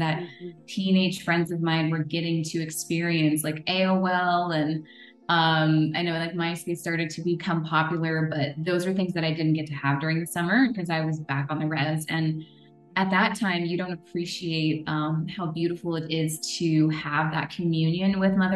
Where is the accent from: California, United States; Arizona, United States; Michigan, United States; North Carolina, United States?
California, United States; Northern; also born or lived in Navajo Nation reservation; So I spent a lot of the rest of my time in Northern California, living with my dad